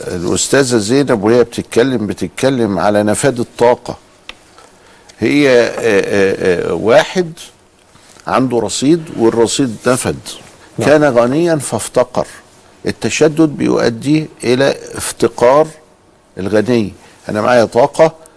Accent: Egypt; عندنا في مصر

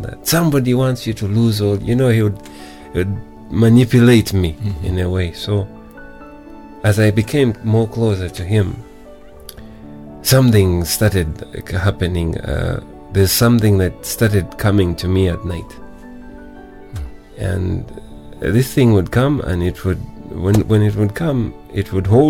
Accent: Uganda; also born or lived in India; I got a job, and I worked as an auditor with one of the firms in Kampala.

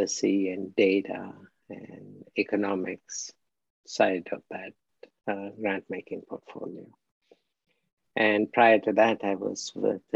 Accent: India; moved away as an adult; also born or lived in Philippines / Mexico; now in United States; I'm from India, obviously. And studied in India, did my master's at the Birla Institute of Technology and Science, and came to the US in 1977 to do a PhD

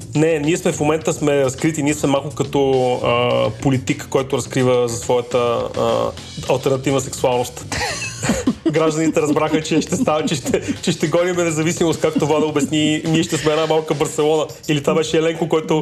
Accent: Bulgaria; сме българи

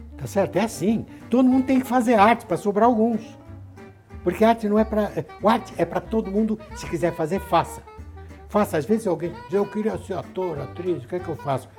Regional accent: Santos, São Paulo, Brazil; Quando eu estudava na minha cidade de Santos, onde eu nasci

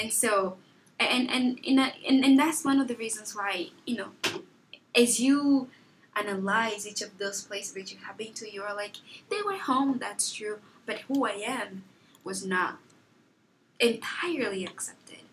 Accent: Lubango, Huíla, Angola; also born or lived in Luanda, Angola; now in United States; home is really the place where I was born, born, where I grew up, where my childhood memories are

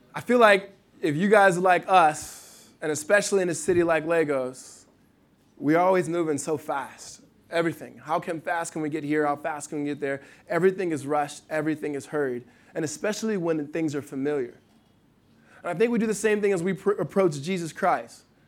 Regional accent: Los Angeles, California, United States; Ryan Tolan, best friend I grew up with in Los Angeles, uh, since I was probably seven or eight years old.

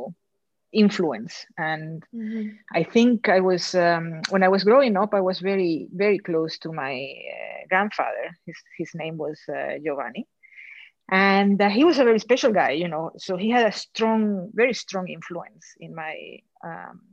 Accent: Caracas, Capital District, Venezuela; accent: thick Venezuelan; moved away; I was born and raised in Caracas, Venezuela, in South America

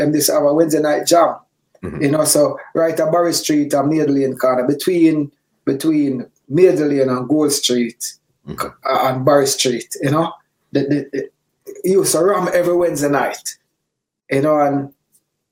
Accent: Kingston, Jamaica; also born or lived in Coleyville, Manchester, Jamaica; I grew up in a whole heap of place in Jamaica. I grew up in Mountain View Avenue

